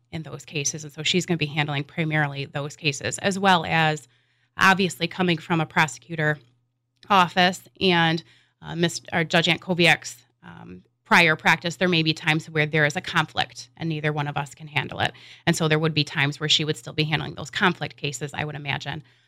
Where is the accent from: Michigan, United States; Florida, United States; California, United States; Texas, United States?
Michigan, United States; West; I'm a lifelong resident of, uh, West Michigan. And growing up in West Michigan